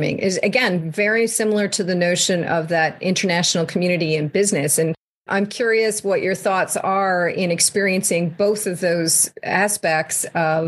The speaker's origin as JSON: {"language": "English", "country": "Canada", "tie": "born or raised there", "said": "I'm Canadian born"}